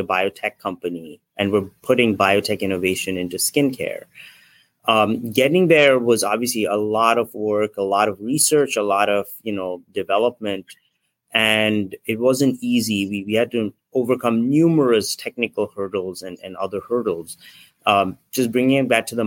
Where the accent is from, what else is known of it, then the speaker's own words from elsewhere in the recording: Nagpur, Maharashtra, India; now in San Francisco, United States; I'm from India originally. I grew up in a small town called Nagpur.